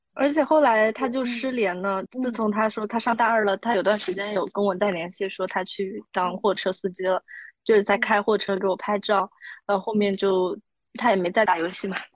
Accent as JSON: {"language": "Chinese", "region": "Chongqing", "country": "China", "said": "我是重庆人"}